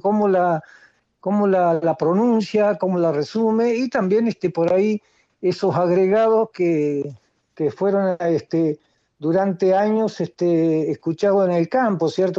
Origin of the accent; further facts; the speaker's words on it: Cipolletti, Río Negro, Argentina; yo nací en Cipoletti